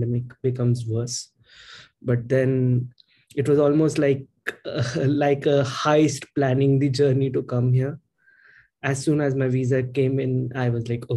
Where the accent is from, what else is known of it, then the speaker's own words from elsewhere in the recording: India; moved away as an adult; now in England; I'm originally from India. I'm studying at the University of Surrey